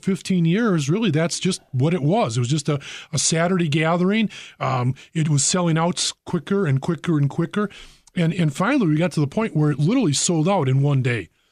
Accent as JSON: {"language": "English", "town": "Brookfield", "region": "Wisconsin", "country": "United States", "tie": "born or raised there", "said": "I grew up in Brookfield"}